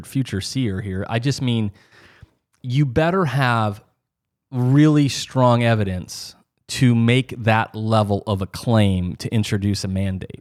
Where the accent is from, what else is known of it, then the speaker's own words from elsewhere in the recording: Midwest, United States; growing up in the North, you know, the Midwest